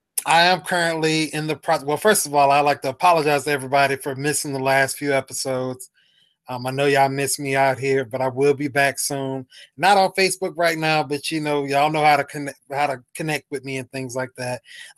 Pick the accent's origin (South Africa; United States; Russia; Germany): United States; Jacksonville, Florida; I told him where I was from. I was like, yeah, I'm from Jacksonville